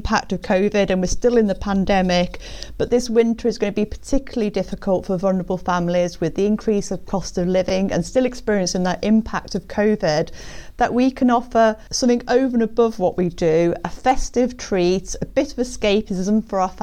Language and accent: English; Birmingham, West Midlands, United Kingdom; I grew up in Birmingham